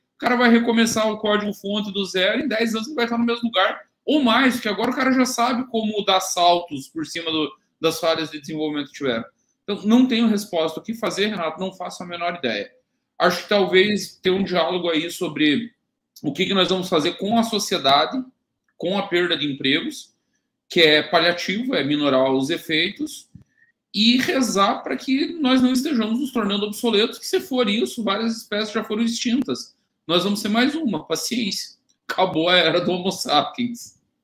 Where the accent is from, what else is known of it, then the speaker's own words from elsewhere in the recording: Caçador, Santa Catarina, Brazil; tinha uma universidade na minha cidade natal